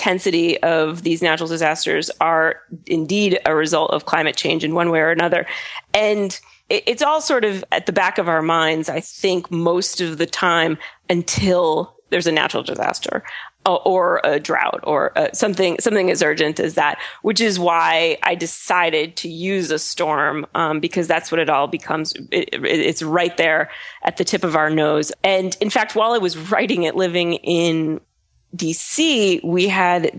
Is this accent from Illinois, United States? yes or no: no; Brattleboro, Vermont, United States; moved away; my hometown, Brattleboro